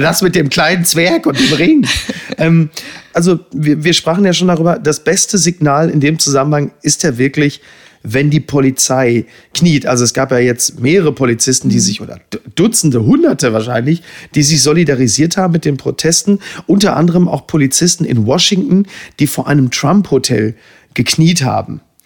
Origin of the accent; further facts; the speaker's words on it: Germany; wir als Deutsche